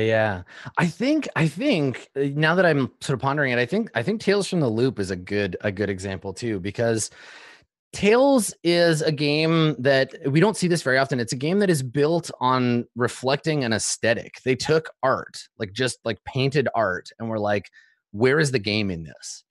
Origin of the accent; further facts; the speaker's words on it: Canada; I grew up in Canada